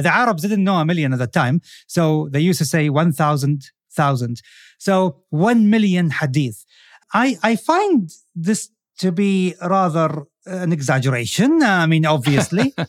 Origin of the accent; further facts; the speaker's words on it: Saudi Arabia; I'm from Saudi Arabia